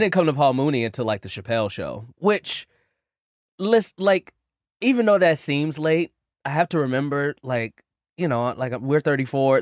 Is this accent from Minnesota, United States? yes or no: no; Chicago, Illinois, United States; I'm from Chicago, too